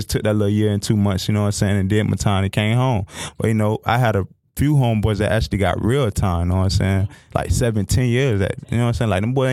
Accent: Fort Lauderdale, Florida, United States; I grew up in Tater Town

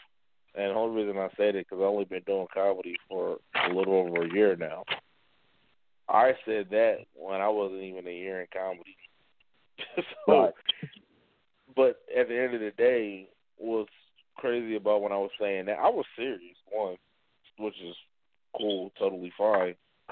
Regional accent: Atlanta, Georgia, United States; now in Nebraska, United States; I'm from Atlanta

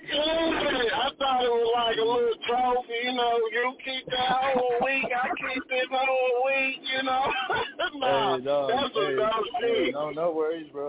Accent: Rowlett, Texas, United States; I was born in Dallas, Texas, in a town called Rowlett, Texas. That's the easternmost part of Dallas

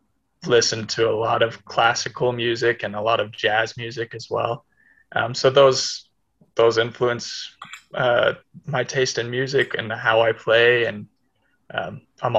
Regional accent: Kansas City, United States; now in Utah, United States; I'm from Kansas City

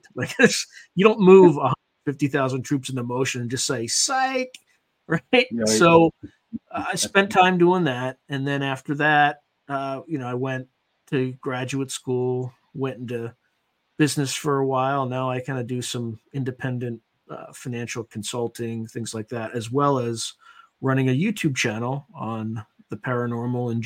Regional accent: Wilmington, Delaware, United States; moved away as an adult; I was originally from Wilmington, Delaware

